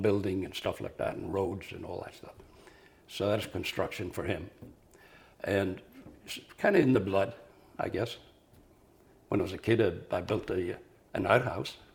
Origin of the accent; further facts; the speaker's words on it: Tyrone, Northern Ireland, United Kingdom; moved away as an adult; now in New York City, United States; I was born in Tyrone, Northern Ireland